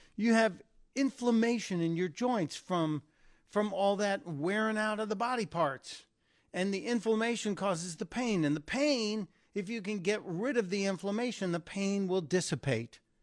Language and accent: English; Midwest, United States; I come from the Midwest